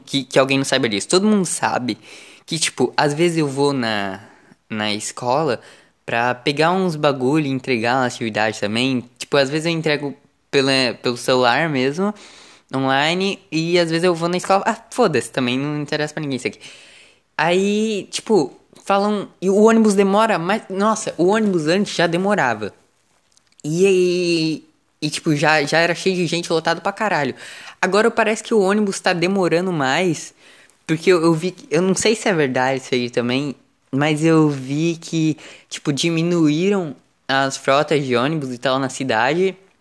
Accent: São Paulo, Brazil; eu sou do estado de São Paulo. Eu vi que pelo menos na capital. É... Eu sou do litoral.

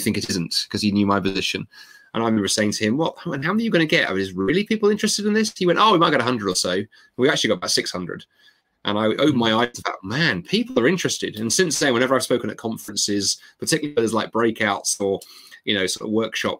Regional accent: London, United Kingdom; I grew up in London, a very multicultural city

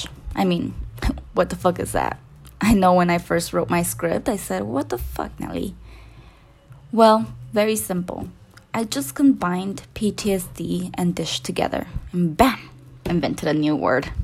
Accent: Salinas Valley, California, United States; accent: Latina; now in Bay Area, United States; I'm originally from the Salinas Valley

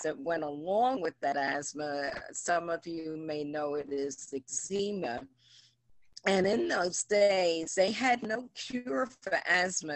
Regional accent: New York City, New York, United States; I was raised in Harlem about 75 years ago.

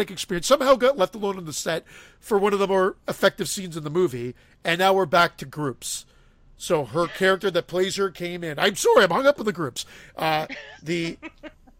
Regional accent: Canada; we're Canadian on this show

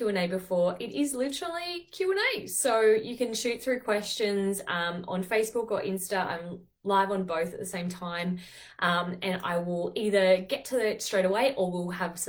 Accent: Taree, New South Wales, Australia; also born or lived in Netherlands; I'm not from Newcastle. I'm from 2 hours north of there, Taree.

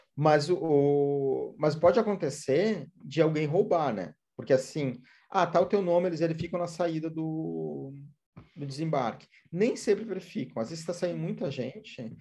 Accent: Brazil; a gente é brasileiro

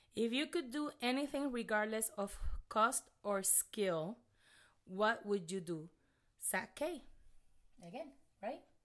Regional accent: Puerto Rico; accent: thick accent; English is a second language; now in Texas, United States

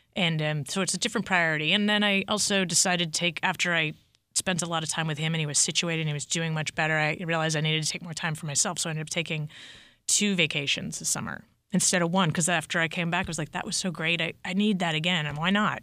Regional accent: Massachusetts, United States; I grew up in Massachusetts

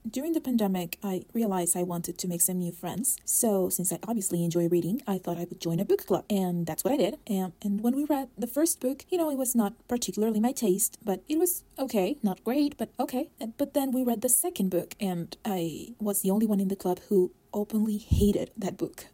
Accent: Mexico City, Mexico; I am from Mexico City

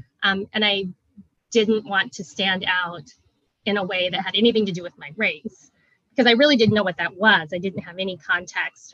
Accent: Vashon Island, Washington, United States; moved away as an adult; also born or lived in South Korea / Federal Way, Washington; we grew up in kind of the Federal Way area, and then later moved to Vashon Island, where I spent most of my elementary, middle school, high school years

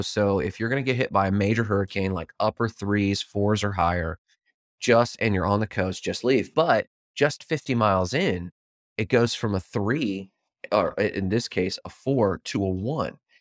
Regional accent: Fort Myers, Florida, United States; my hometown that got hit by hurricane

